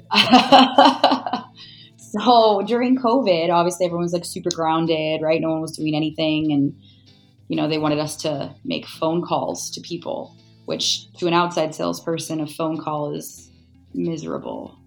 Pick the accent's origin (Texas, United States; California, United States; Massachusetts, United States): California, United States; now in Scottsdale, United States; I'm from California. I will never go back to California.